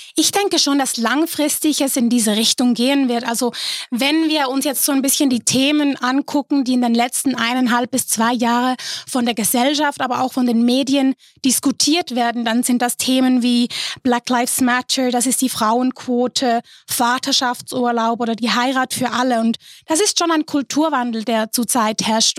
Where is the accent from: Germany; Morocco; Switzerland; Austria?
Switzerland; bei uns in der Schweiz